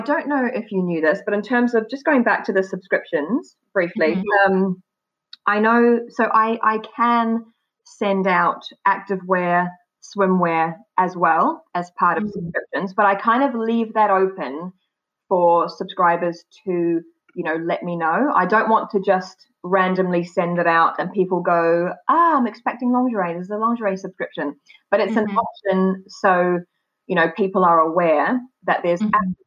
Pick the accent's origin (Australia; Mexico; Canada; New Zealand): New Zealand; moved away as an adult; now in United Kingdom; I was born in New Zealand